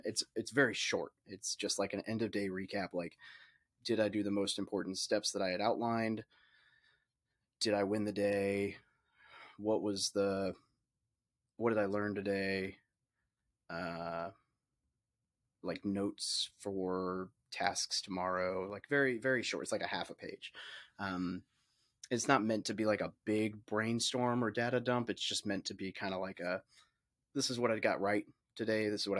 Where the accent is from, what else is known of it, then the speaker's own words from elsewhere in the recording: Little Rock, Arkansas, United States; I grew up in Little Rock, Arkansas, or outside of Little Rock, Arkansas